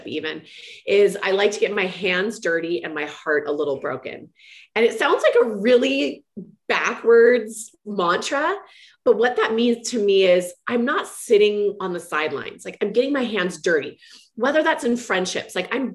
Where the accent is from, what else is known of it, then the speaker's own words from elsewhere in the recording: Walnut Creek, California, United States; I grew up in Walnut Creek, California, which is kind of East Bay of San Francisco